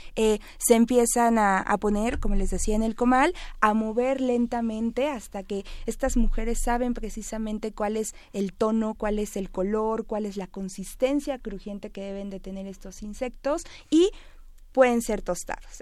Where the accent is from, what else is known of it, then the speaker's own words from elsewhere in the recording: Mexico; como mexicano